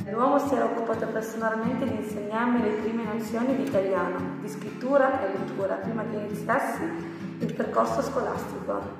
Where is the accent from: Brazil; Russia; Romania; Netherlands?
Romania; Iași, Iași County; now in Val di Susa, Italy; Quando sono arrivata in Valsusa da Iași, città industriale e universitaria in Romania, sono stata accolta molto bene.